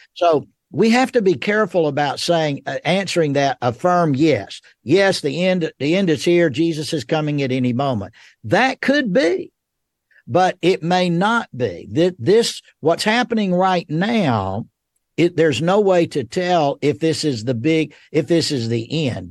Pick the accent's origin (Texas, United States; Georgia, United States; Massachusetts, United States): Georgia, United States; Rome; moved away as an adult; now in Memphis, United States; I was born and raised in Rome, Georgia